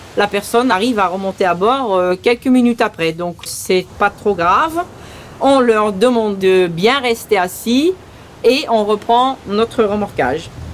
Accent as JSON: {"language": "French", "country": "St. Martin", "tie": "born or raised there", "also_born_or_lived": "Belgium", "accent": "un peu bizarre", "first_language": "Dutch", "second_language": "French", "said": "Je suis née en Belgique. Je suis venue à Saint-Martin à l'âge de 8 ans."}